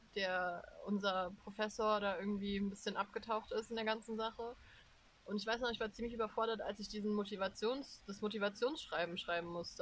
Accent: Germany; dass ich in Deutschland aufgewachsen bin

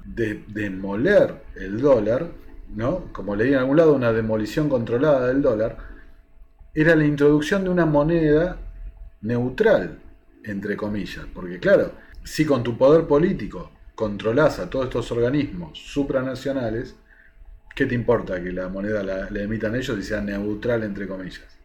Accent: Argentina; a nosotros como argentinos

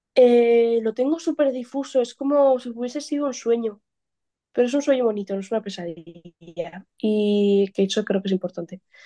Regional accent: Pamplona, Navarre, Spain; now in Barcelona, Spain; soy de Pamplona y allá no hay playa, pero hay muchísima montaña

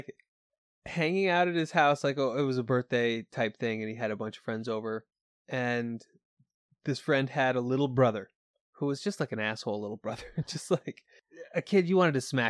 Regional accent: Keysville, New York, United States; But that was what living in Keysville, New York was like growing up. And, you know, I say that I grew up in New York State, and people immediately think it's the metropolis, but it ain't. It's as rural as it gets.

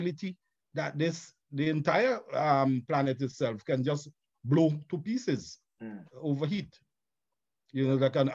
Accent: St. Vincent & Grenadines; I'm from St. Vincent and the Grenadines

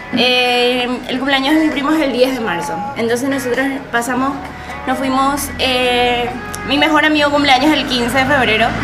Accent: Paraguay; somos paraguayos

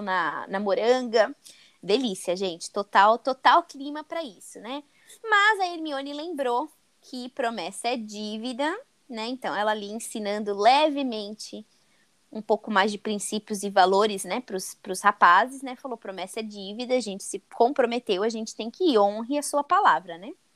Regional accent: Brazil; Eu penso já como brasileira

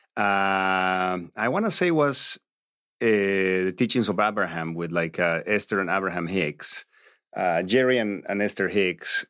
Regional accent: Bolivia; English is a second language; moved away as an adult; also born or lived in Santa Barbara, United States; now in Los Angeles, United States; I grew up a Catholic in, in Latin America. You know, I was born in Bolivia

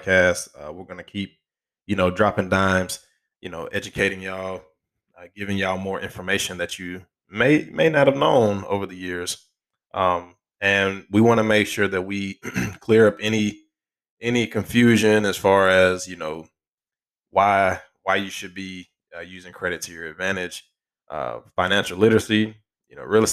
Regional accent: Alabama, United States; Alabama, my home state

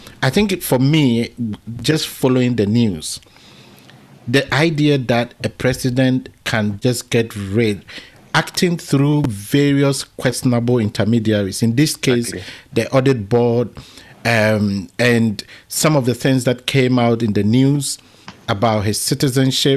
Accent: Ghana; as a Ghanaian

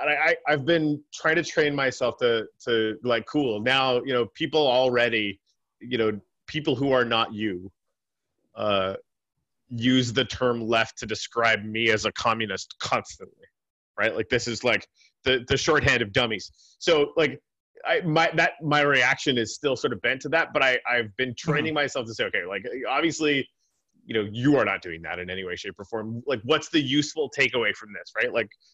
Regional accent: Canada; as a Canadian.

